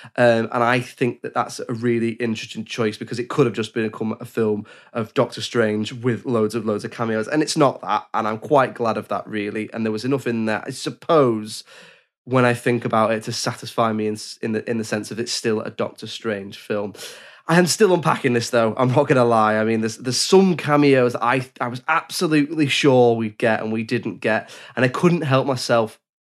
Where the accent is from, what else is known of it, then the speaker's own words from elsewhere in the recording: England, United Kingdom; I'm English